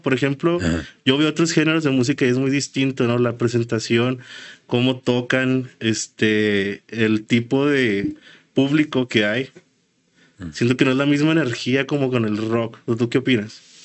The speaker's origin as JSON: {"language": "Spanish", "town": "Ciudad Juárez", "region": "Chihuahua", "country": "Mexico", "said": "venimos de Juárez"}